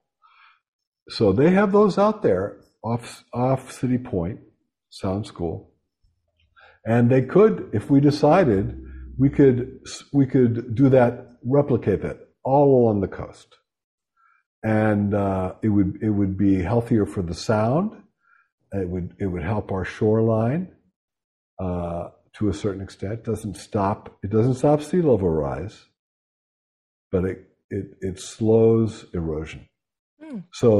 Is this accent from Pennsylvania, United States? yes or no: yes; Pittsburgh, Pennsylvania, United States; moved away; I'm from Western Pennsylvania, shot and beer town. Pittsburgh.